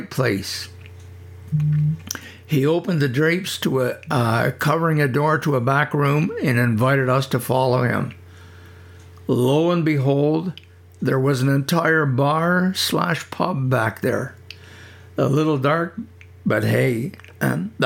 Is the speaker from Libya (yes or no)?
no; Prescott, Ontario, Canada; moved away; I grew up on Wood Street